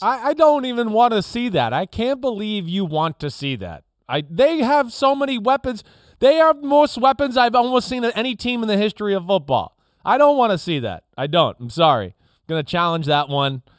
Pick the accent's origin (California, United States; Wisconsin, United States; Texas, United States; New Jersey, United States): New Jersey, United States; I grew up in North Jersey.